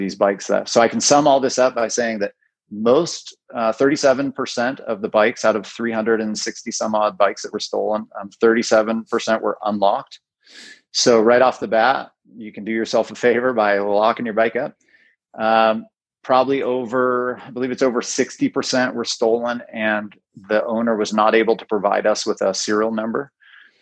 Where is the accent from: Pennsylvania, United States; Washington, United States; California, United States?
Washington, United States; Bellingham; Born and raised in Bellingham, went to BHS